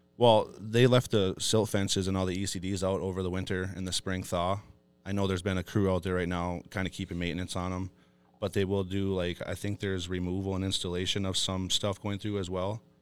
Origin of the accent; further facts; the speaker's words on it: Fond du Lac Reservation, Minnesota, United States; I was born and raised on Fond du Lac